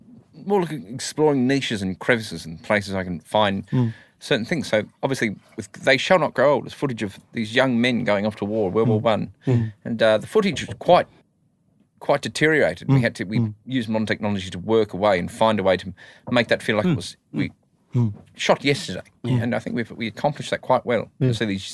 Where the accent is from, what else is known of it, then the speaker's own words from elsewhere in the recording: New Zealand; as a … fan growing up in New Zealand at the time